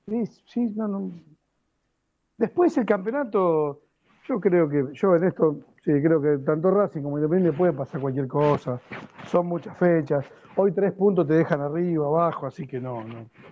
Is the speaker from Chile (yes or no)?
no; Argentina; no soy más argentino